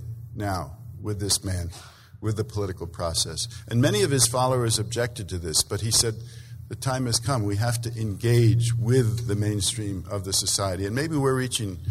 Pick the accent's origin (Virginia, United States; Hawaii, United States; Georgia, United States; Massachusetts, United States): Massachusetts, United States; I'm from Massachusetts